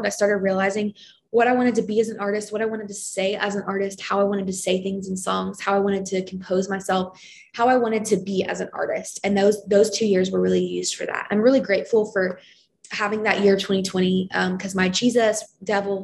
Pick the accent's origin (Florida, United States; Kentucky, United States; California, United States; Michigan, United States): Kentucky, United States; Lexington; moved away as an adult; now in Nashville, United States; my hometown of Lexington, Kentucky